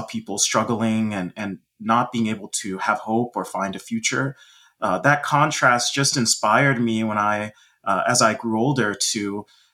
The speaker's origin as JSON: {"language": "English", "town": "Dallas", "region": "Texas", "country": "United States", "tie": "born or raised there", "said": "I grew up in Dallas, Texas"}